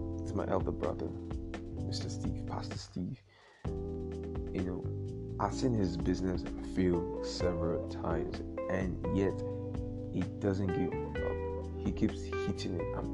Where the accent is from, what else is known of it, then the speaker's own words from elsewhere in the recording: Nigeria; being Nigerian